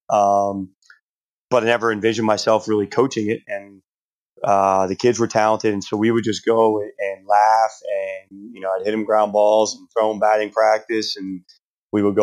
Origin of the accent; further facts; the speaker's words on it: Plainsboro, New Jersey, United States; moved away as an adult; now in York, United States; that's where I was from. You know, I grew up 20 minutes from the school in Plainsboro